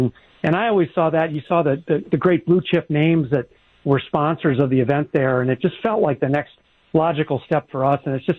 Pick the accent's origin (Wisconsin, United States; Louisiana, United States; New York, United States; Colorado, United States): Wisconsin, United States; Milwaukee; I'm a local product, so this is, you know, I'm born and raised in the Milwaukee area, and had the opportunity to go to school right down the road at UW Whitewater